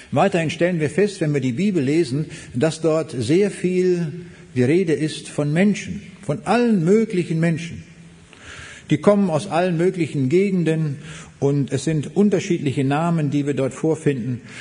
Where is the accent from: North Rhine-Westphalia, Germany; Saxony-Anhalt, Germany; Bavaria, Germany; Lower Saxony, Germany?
Lower Saxony, Germany; Braunschweig; also born or lived in East Prussia; Ich komme aus Braunschweig, aber geboren bin ich in Ostpreußen 1937.